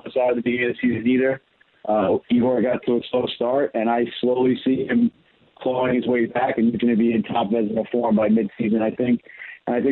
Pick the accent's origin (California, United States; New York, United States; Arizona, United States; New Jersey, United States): New York, United States; Baldwin; I grew up on Long Island. My dad raised me here on Long Island in Baldwin